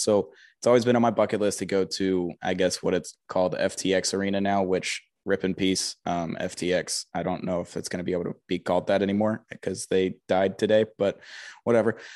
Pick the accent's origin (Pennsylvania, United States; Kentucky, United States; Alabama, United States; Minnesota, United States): Alabama, United States; Huntsville; I grew up in Huntsville, Alabama